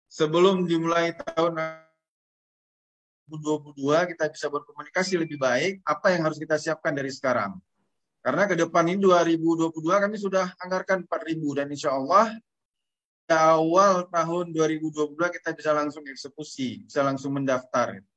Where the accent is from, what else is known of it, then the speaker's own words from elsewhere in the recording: Aceh, Indonesia; harapan dari kami Aceh yang paling ujung dari Indonesia